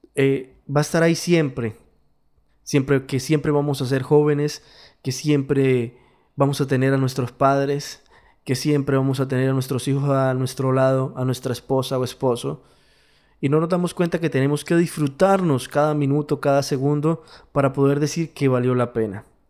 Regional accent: Colombia; Yo soy latino, vivo en Latinoamérica, mi país es Colombia, soy colombiano

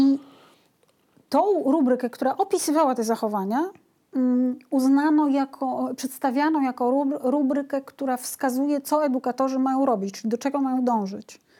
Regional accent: Białystok, Podlaskie Voivodeship, Poland; Ja jestem z Białego Stoku

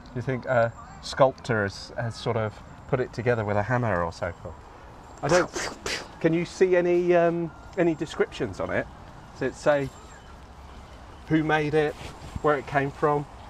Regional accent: Crawley, South East England, United Kingdom; I'm from Crawley as well, and I grew up here

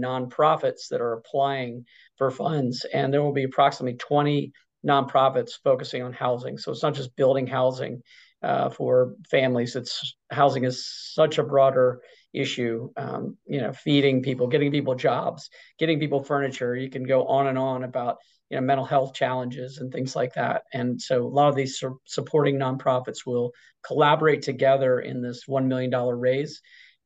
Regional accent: Norfolk, Virginia, United States; also born or lived in Chapel Hill, North Carolina; I'm from the Norfolk, Virginia area. Went to a school there called Norfolk Academy

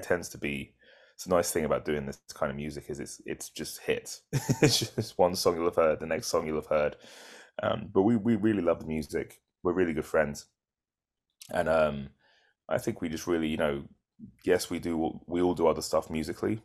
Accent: United Kingdom; moved away; we're British

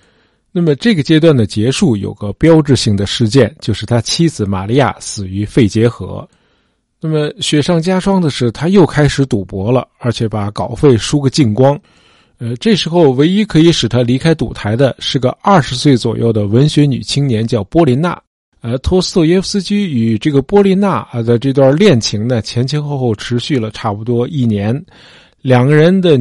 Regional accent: China; 我们中国人因为宗教观念很淡薄啊，

